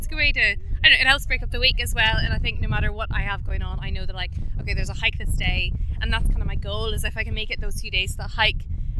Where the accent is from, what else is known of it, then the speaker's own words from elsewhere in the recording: United States; I'm originally from the States, but I've been here for 20 years, but I have five kids.